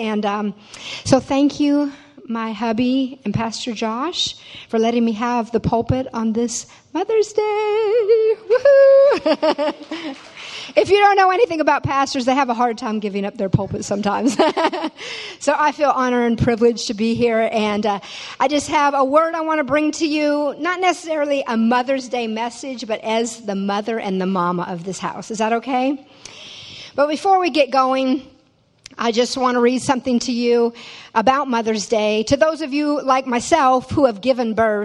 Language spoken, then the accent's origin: English; Tacoma, Washington / Fox Island, United States; moved away as an adult; also born or lived in Fox Island, Washington; now in Louisiana, United States; But I was born in Tacoma, Washington. It's about 30 miles south of Seattle. And lived there till I was 8 years old when my father decided to move about 45 minutes outside of town to a house on a little island called Fox Island.